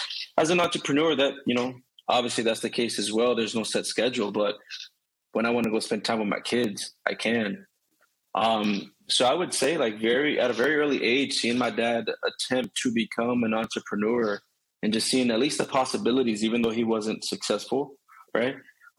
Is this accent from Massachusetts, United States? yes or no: yes; Boston, Massachusetts, United States; now in Florida, United States; We're from North Boston and there wasn't a lot of opportunity. So when we moved down to Florida, my father had to try to, you know, take care of the bills.